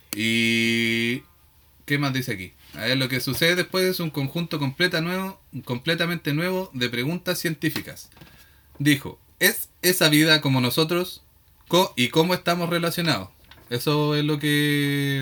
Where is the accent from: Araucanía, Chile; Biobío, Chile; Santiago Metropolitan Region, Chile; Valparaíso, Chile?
Araucanía, Chile; Victoria; como somos de Victoria